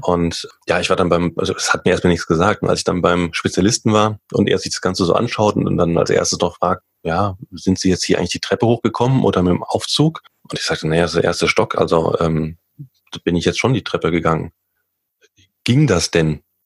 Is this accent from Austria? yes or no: no; Limburg an der Lahn, Hesse, Germany; now in Munich, Germany; Ich komme ja ursprünglich aus Limburg, Limburg an der Lahn